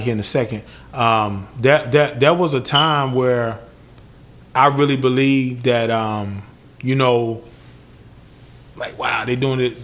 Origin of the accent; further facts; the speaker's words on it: United States; We as American citizens